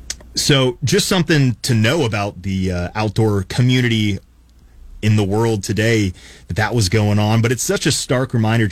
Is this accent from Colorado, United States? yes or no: yes; Colorado Springs, Colorado, United States; it reminded me of a story from my childhood growing up in Colorado Springs.